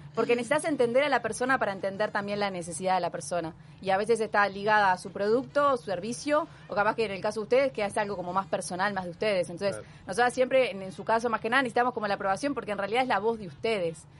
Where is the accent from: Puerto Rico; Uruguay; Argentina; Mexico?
Uruguay; Punta del Este, Maldonado; also born or lived in Montevideo; yo nací en Montevideo, eh, pero cuando tenía dos, tres meses, mi familia se decidió venirse a vivir a Punta del Este. O sea que me crié y formé casi la, o sea, toda mi vida acá